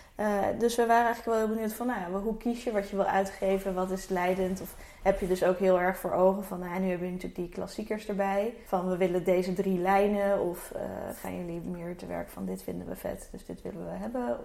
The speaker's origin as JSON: {"language": "Dutch", "town": "Alphen aan den Rijn", "region": "South Holland", "country": "Netherlands", "tie": "born or raised there", "said": "ik ben ook opgegroeid in Alphen aan de Rijn"}